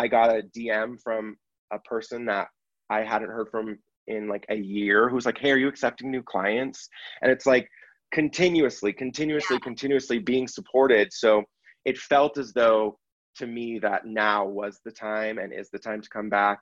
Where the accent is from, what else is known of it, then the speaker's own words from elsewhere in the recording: San Francisco Bay Area, Northern California, United States; moved away; I grew up in the Bay Area, Northern California